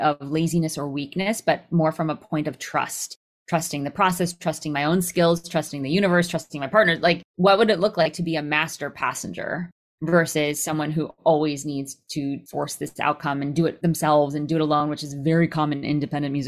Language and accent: English; Connecticut, United States; growing up in Connecticut